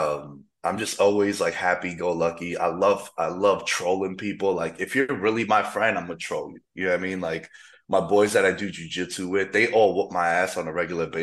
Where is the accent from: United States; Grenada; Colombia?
United States; New York City, New York; moved away as an adult; also born or lived in Queens; now in Las Vegas, United States; back home in the city, in the five boroughs, the real New York, not that upstate